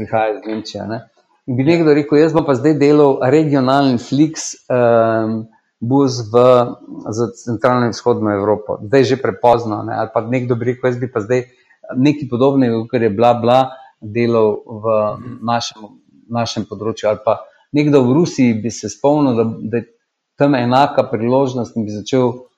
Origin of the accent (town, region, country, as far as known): Slovenia